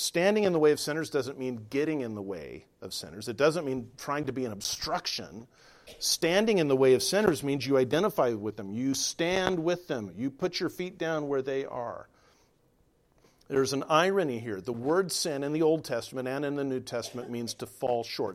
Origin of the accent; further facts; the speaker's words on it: Southern California, United States; I grew up in Southern California